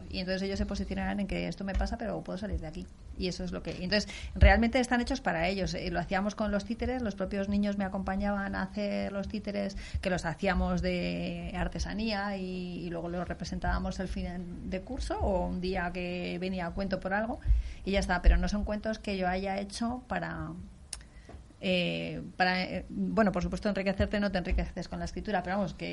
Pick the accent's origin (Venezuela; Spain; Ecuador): Spain; Daganzo, Community of Madrid; O sea, lo tengo en alguna de mi pueblo, en alguna de Camarma, pero no.